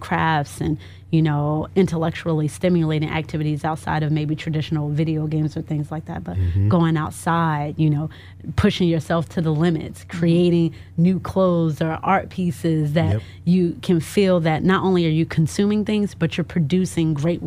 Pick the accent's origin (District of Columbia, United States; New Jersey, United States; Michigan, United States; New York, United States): District of Columbia, United States; Washington; moved away; I was born in D.C., raised in the DMV area